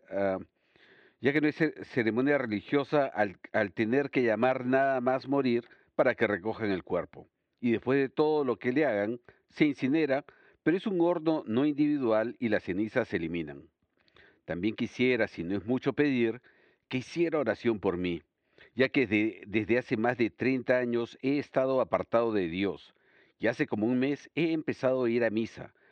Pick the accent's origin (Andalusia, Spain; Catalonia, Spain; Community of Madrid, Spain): Catalonia, Spain; Barcelona; soy de Barcelona.